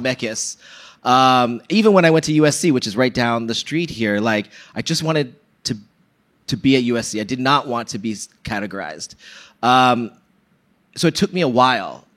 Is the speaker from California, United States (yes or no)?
yes; Bay Area, California, United States; I'm from the Bay Area